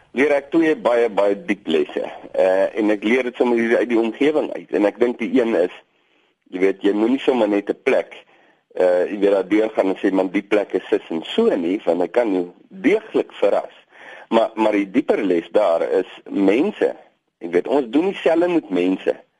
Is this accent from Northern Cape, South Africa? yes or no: no; Boland, Western Cape, South Africa; moved away as an adult; now in Namaqualand, South Africa; Ek kom uit die Boland uit.